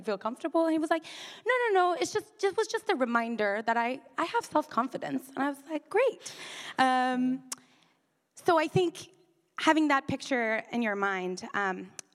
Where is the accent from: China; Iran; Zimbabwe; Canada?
Iran; also born or lived in United Kingdom; now in Bay Area, United States; I am originally from Iran